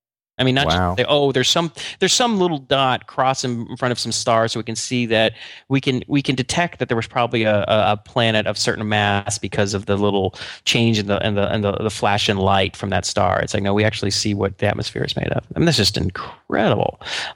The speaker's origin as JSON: {"language": "English", "town": "Atlanta", "region": "Georgia", "country": "United States", "tie": "born or raised there", "said": "Yeah, actually, the CDC was right near where I grew up in Atlanta."}